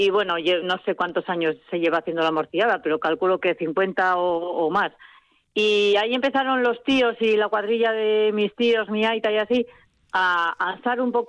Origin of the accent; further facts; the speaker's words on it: Amurrio, Basque Country, Spain; digo de Amurrio, pero claro, yo soy de San Antón. Yo he vivido en San Antón hasta los 16 años y hemos tenido eh, allí la familia carnicería en San Antón y claro, siempre muy, muy vinculada estaba yo al barrio de San Antón